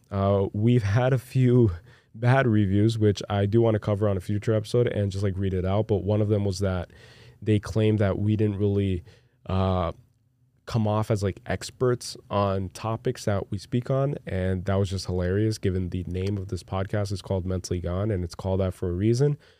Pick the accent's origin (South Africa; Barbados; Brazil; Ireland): Brazil; English is a second language; moved away; you guys should have seen me growing up in Brazil